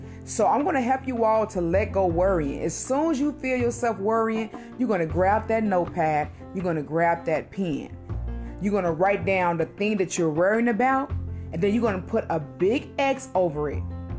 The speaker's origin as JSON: {"language": "English", "region": "Utah", "country": "United States", "said": "I'm from Utah."}